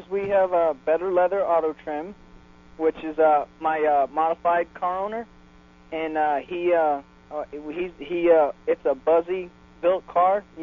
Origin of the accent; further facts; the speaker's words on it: Brandon, Florida, United States; Uh, Brandon, Florida. It's uh, right next to Tampa. It's uh, about 15 miles from East Bay Raceway.